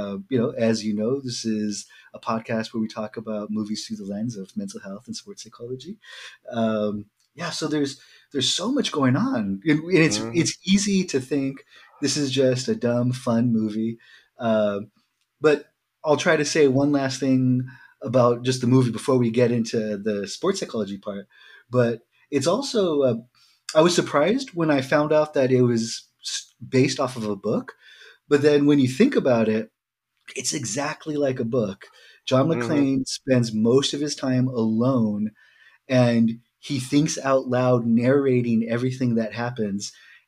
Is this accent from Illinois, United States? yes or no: no; California, United States; I'm from California